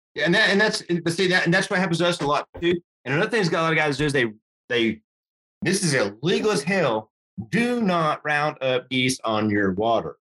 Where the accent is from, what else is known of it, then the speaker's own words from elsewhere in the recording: Amarillo, Texas, United States; I grew up way up here in Amarillo